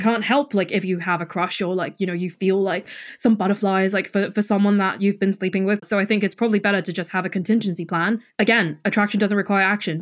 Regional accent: Hong Kong; moved away; I'm from Hong Kong, I grew up there, and my parents still live there.

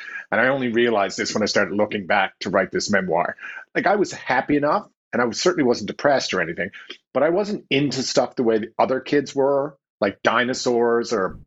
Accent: Newfoundland and Labrador, Canada; Okay, well, I'm from Newfoundland and Labrador, and it's interesting you say it's an independent spirit because Newfoundland was independent until 1949.

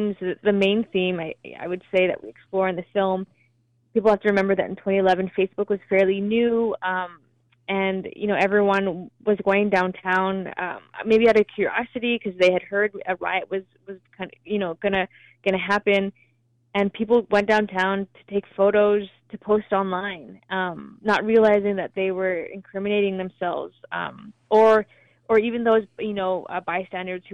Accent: Vancouver, British Columbia, Canada; We're both from Vancouver

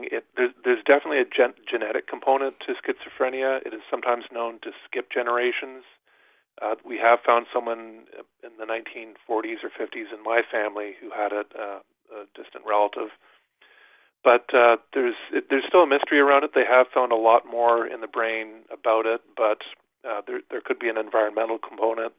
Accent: New Brunswick, Canada; I grew up in New Brunswick in a small town

